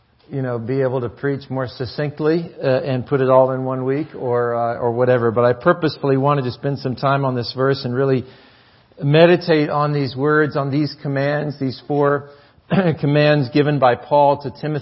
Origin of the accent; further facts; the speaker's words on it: North Florida, United States; now in Maine, United States; When I was growing up in North Florida